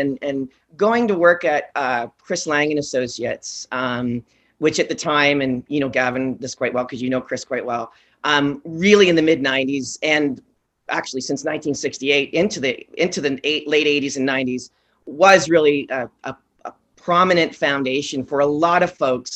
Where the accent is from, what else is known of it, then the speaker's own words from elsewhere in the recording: Oshawa, Ontario, Canada; I come from Oshawa, and I've got two parents that have been in the quasi play space.